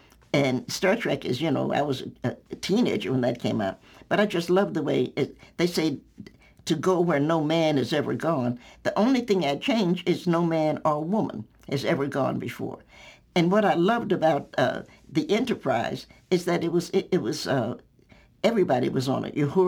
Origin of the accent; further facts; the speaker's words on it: the South, United States; And I do a lot with food because I'm a Southerner.